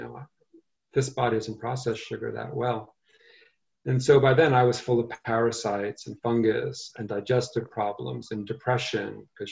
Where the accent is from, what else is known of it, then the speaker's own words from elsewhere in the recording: New York City, New York, United States; also born or lived in Asheville, North Carolina; I grew up in Brooklyn